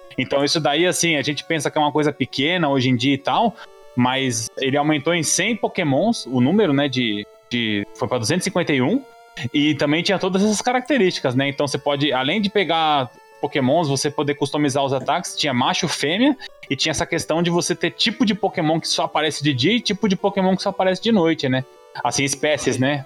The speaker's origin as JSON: {"language": "Portuguese", "country": "Brazil", "said": "nós que somos brasileiros aqui"}